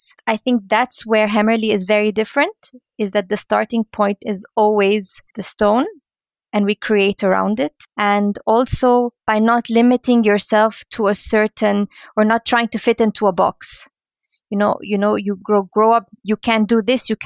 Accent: Cairo, Cairo Governorate, Egypt; moved away as an adult; also born or lived in London, United Kingdom; now in Munich, Germany; I grew up in Cairo and moved to London because my brother lived in London

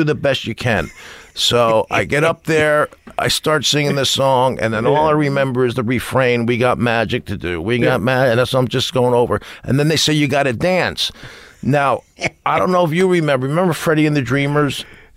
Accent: New Jersey, United States; I'm a jock from New Jersey. All I did was play soccer, basketball, and baseball

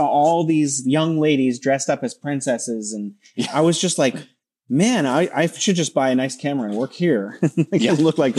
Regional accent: West Coast, United States; moved away as an adult; now in Beijing, China; I knew about this festival growing up in America. That's how famous it was for me as living on the West Coast.

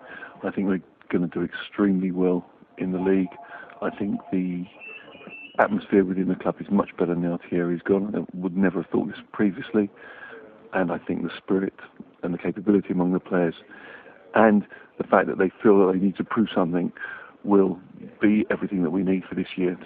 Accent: Stanmore, London, United Kingdom; I'm from Stanmore in Middlesex.

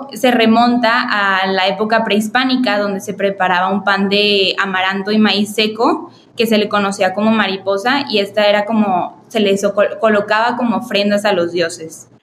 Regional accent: Mexico; nosotros los mexicanos

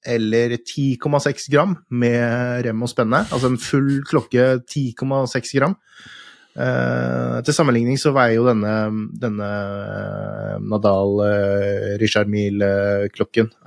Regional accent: Norway; det er tøft, det, å komme som nordmann ned i nede i Genève

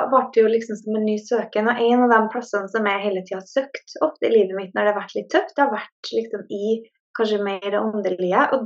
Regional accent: Norway; now in Sweden; jeg er jo fra Norge, men jeg bor i Sverige.

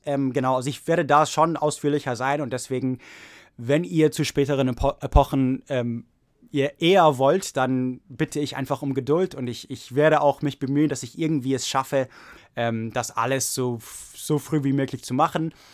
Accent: Oregon, United States; German is a second language; moved away as an adult; also born or lived in Prague, Czech Republic; now in Santa Clara, United States; ich komme aus Oregon, USA

